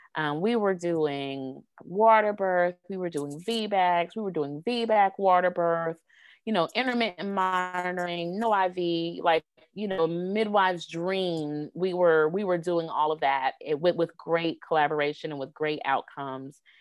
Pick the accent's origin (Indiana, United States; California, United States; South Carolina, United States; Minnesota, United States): South Carolina, United States; Greenville; my hometown of Greenville, South Carolina